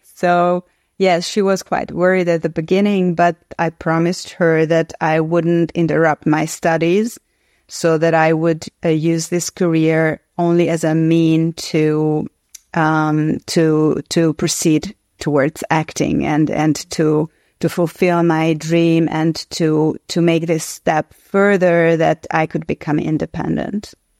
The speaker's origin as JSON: {"language": "English", "country": "Hungary", "tie": "born or raised there", "said": "I grew up in Hungary in the so-called communist era."}